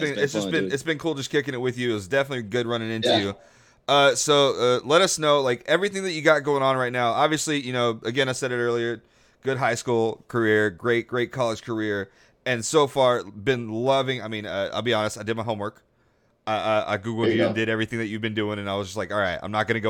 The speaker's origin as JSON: {"language": "English", "area": "Cajun", "region": "Louisiana", "country": "United States", "said": "I'm Cajun"}